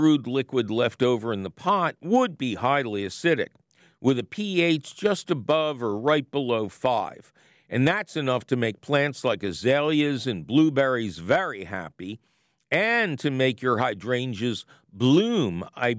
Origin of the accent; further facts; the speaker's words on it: Philadelphia, Pennsylvania, United States; I'm a Philadelphian